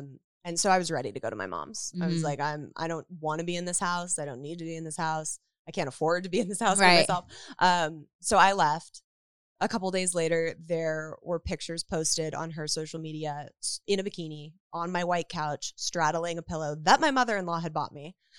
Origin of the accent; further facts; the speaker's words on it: Woodland Hills, California, United States; Woodland Hills.